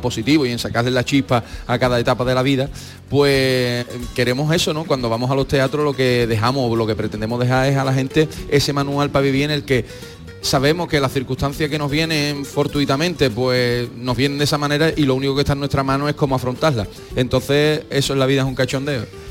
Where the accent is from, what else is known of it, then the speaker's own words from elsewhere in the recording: Cádiz, Andalusia, Spain; nosotros, que además somos gaditanos y andaluces